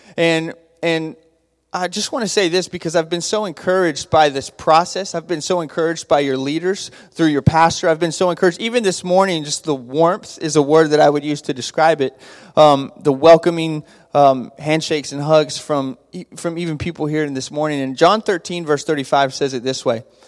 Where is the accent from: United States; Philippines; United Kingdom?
United States; Abilene, Texas; I grew up in Abilene, Texas